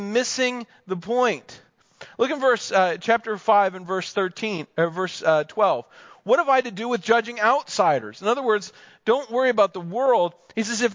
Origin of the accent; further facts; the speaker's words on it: United States; also born or lived in Pennsylvania; I grew up in New Jersey and Pennsylvania